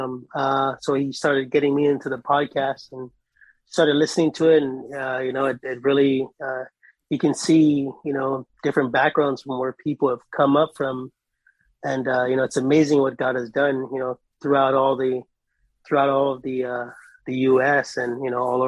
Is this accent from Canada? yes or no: no; Guam; also born or lived in Austin, Texas; now in Hilo, United States; I'm actually from the island of Guam. I'm a Pacific Islander, Chamorro by nature